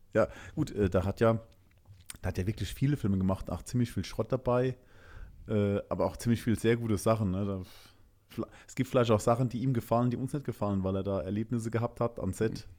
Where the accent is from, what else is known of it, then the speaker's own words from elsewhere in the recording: Germany; also born or lived in Landstuhl, Rhineland-Palatinate; bei uns in Deutschland